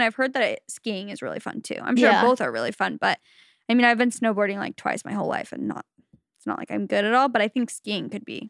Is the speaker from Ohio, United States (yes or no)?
no; Utah, United States; I grew up in Utah and assumed everyone knew how to ski and snowboard besides me.